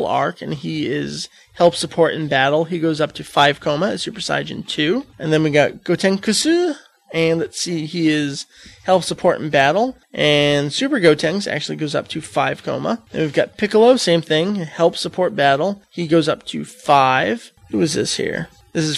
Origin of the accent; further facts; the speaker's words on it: United States; I'm American